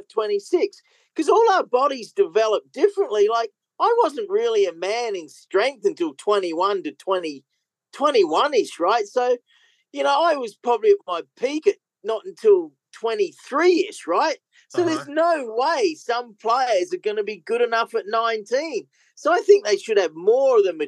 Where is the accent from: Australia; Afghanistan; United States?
Australia; Adelaide, South Australia; also born or lived in Gawler; my home state and city of Adelaide